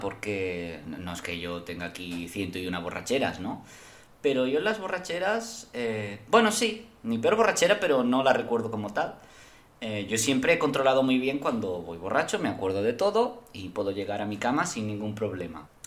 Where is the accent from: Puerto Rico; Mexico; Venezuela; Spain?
Spain; Yo como español